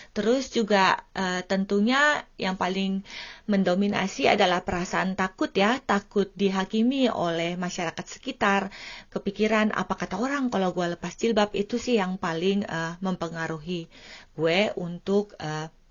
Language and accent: Indonesian; Indonesia; now in Finland; gue tinggalnya jauh dari Indonesia